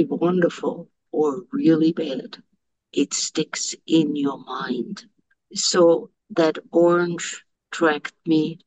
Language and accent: English; Czechia; moved away; also born or lived in Germany; I lived what was called Czechoslovakia, but it was German at the time.